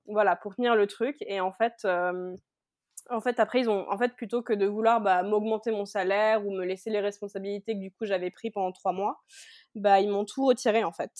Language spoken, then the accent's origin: French; Geneva, Switzerland; moved away as an adult; now in Cali, Colombia; je viens de Genève en Suisse, j'ai 31 ans et je vis actuellement à Cali en Colombie.